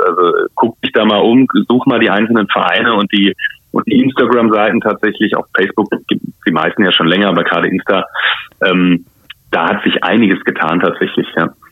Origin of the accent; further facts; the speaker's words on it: Mainz, Rhineland-Palatinate, Germany; bei uns in Mainz